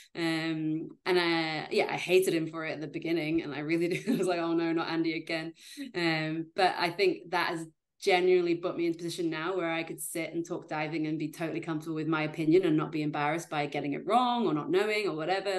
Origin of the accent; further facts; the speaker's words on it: Yorkshire and the Humber, United Kingdom; moved away as an adult; also born or lived in Leeds / Edinburgh; I'm from Yorkshire in Great Britain